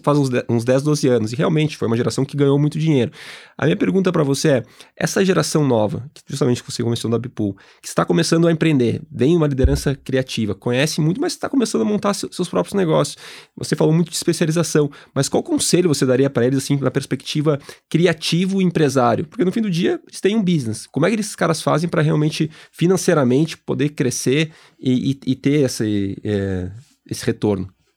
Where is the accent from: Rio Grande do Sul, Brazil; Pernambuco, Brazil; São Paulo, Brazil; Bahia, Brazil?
Rio Grande do Sul, Brazil; Gaúcho; eu e o Martins, nós somos gaúchos